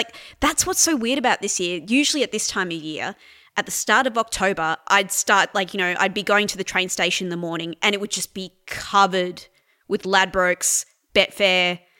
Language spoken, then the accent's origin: English; Sydney, New South Wales, Australia; moved away as an adult; now in Melbourne, Australia; So I grew up in Sydney. I only moved to Melbourne like about 10 years ago.